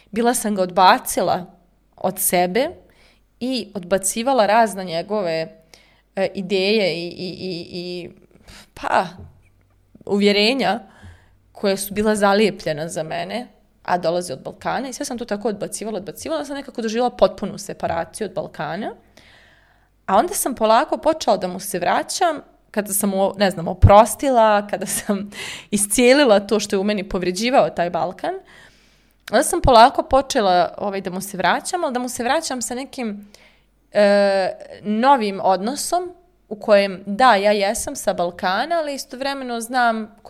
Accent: Kosovo; born there; ja sam djelomično iz Srbije, jeli rođena sam na Kosovu

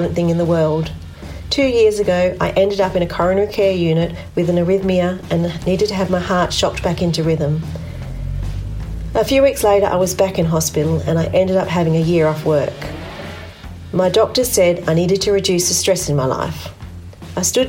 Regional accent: Liverpool, North West England, United Kingdom; also born or lived in Lancashire; now in Perth, Australia; was born in Liverpool and I identify as a Northern Power woman

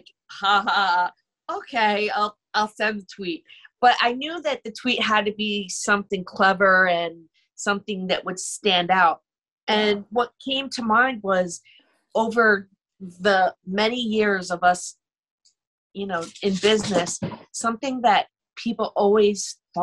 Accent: New York, United States; now in Palm Beach Gardens, United States; I'm from New York

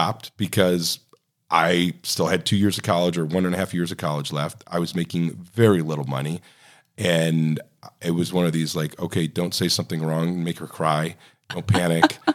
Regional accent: Ohio, United States; moved away as an adult; now in Oregon, United States; I grew up in Ohio

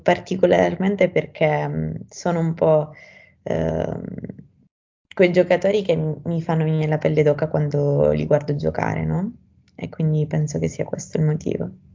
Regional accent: Sicily, Italy; moved away as an adult; now in Rome, Italy; ho 18 anni, sono siciliana.

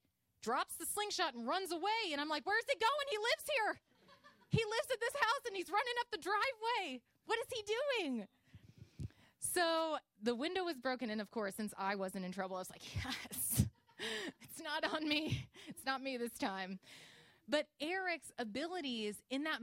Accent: Illinois, United States; I am from Illinois, and I grew up in the woods in a log cabin.

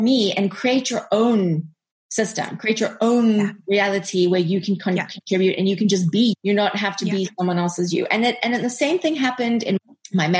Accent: South Africa; moved away; also born or lived in United States; we are both South African, just like you, and we were living abroad

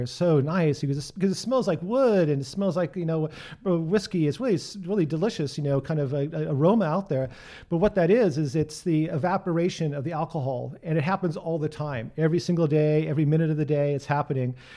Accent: Portland, Oregon, United States; I was born and raised here in Portland

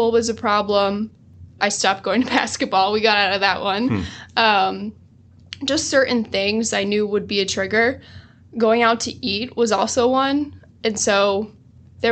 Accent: New Jersey, United States; I am from New Jersey, proud Jersey girl

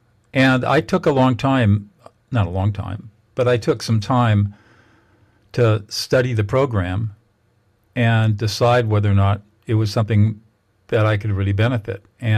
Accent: Southern California, United States; also born or lived in New Hampshire; Well, I grew up in Southern California

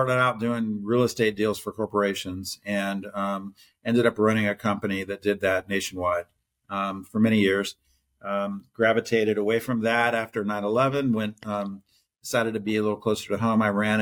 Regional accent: Ohio, United States; moved away as an adult; also born or lived in Houston; I grew up in Ohio. I'm a Buckeye

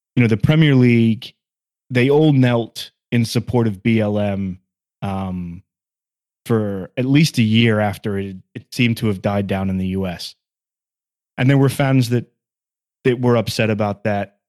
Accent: Sunderland, North East England, United Kingdom; now in United States; I was born in Sunderland and I'm a Sunderland fan

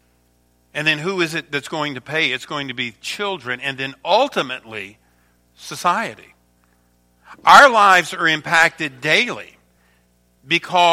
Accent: Louisiana, United States; moved away as an adult; now in Michigan, United States; I was born and raised down in Louisiana, and Sharon and I came to Michigan, to Myo, about 25 years ago

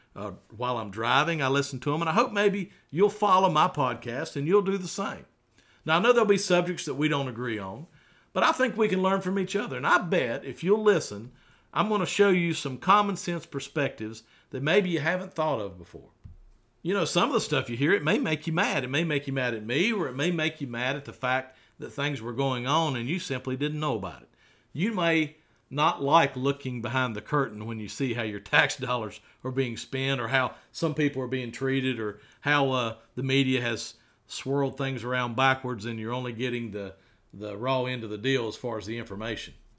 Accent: Radford, Virginia, United States; I was raised right here in Radford City, a child of the 70s, raised in Forest Park, a great little neighborhood in Radford

